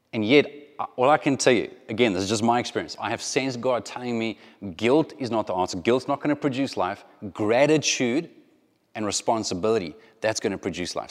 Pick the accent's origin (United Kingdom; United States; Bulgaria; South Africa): South Africa; moved away; if you grew up in South Africa at the same time that I grew up in South Africa